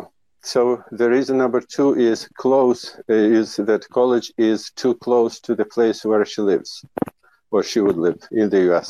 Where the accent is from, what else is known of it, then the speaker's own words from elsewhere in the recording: Ukraine; moved away as an adult; now in United States; I'm Ukrainian-American, the guy who was born and raised in the Soviet Union